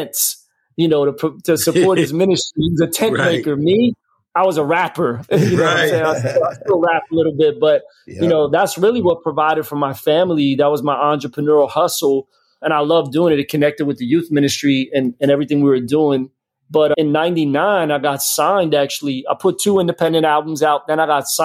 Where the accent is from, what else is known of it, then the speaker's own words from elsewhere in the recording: Philadelphia, Pennsylvania, United States; moved away as an adult; also born or lived in Florida; now in Tampa, United States; I'm from Philly.